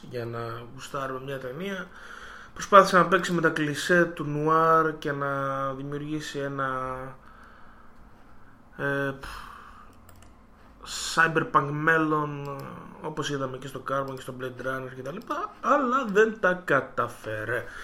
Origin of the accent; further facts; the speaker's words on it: Cyprus; Είμαστε από Κυπρός.